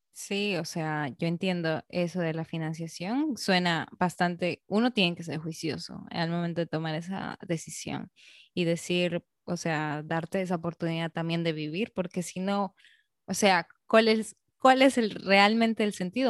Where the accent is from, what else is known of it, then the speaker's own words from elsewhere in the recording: Peru; now in Dominican Republic; como peruana